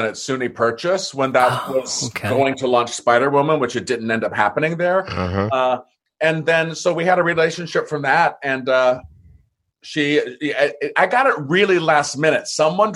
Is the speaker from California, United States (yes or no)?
yes; San Diego, California, United States; also born or lived in Santa Monica; I was born in Santa Monica and grew up in San Diego.